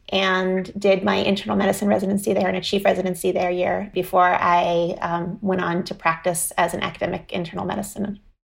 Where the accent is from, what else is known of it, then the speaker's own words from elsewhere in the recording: Vermont near Burlington, United States; moved away as an adult; also born or lived in Philadelphia, Pennsylvania; now in Boston area, United States; I grew up in Vermont near Burlington